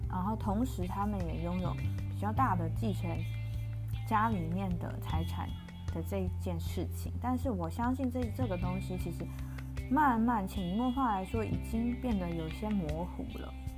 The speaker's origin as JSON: {"language": "Chinese", "country": "Taiwan", "said": "作为台湾人这件事情，我相信大家从小到大应该都有感受到一种被威胁的感觉"}